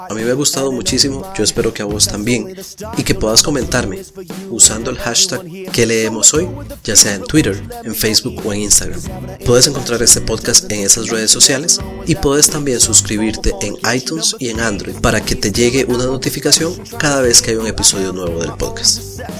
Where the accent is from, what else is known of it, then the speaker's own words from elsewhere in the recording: Costa Rica; para mí, que soy costarricense, es muy importante siempre recomendar literatura nacional.